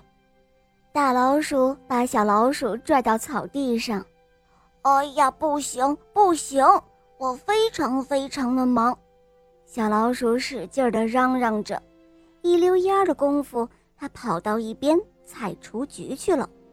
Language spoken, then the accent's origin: Chinese; Germany; 我今年五岁了，我来自德国